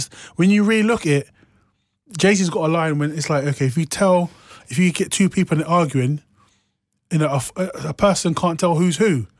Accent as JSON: {"language": "English", "region": "London", "country": "United Kingdom", "tie": "born or raised there", "said": "I grew up in Hall's, Northwest 10."}